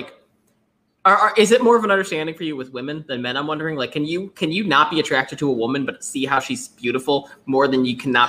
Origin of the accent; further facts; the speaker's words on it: Buffalo, New York, United States; I'm from Buffalo